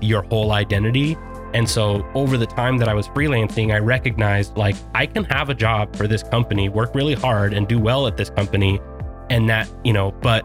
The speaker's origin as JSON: {"language": "English", "town": "Sandy", "region": "Utah", "country": "United States", "tie": "born or raised there", "also_born_or_lived": "Millcreek, Utah", "said": "I grew up here in Salt Lake, mostly out in Sandy"}